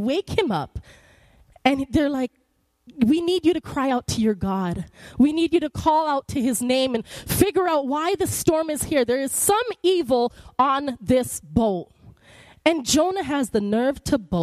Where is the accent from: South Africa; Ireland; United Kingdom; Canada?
Canada; moved away; I'm Canadian